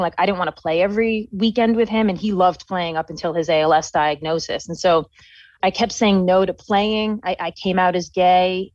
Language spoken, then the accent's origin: English; New York, United States; moved away as an adult; also born or lived in Colorado; I was from New York. And so I went across the country to school